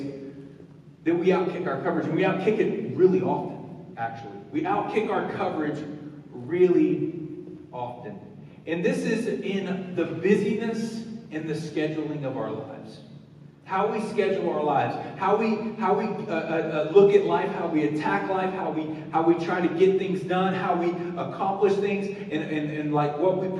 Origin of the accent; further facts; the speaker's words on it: the South, United States; When I was growing up in the South, everything was about football